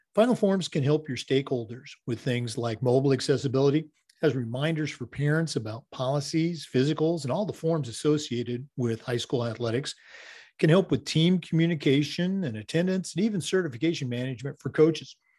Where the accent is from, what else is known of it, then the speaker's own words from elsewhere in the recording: Oregon, United States; moved away; I grew up in um, Oregon in the Northwest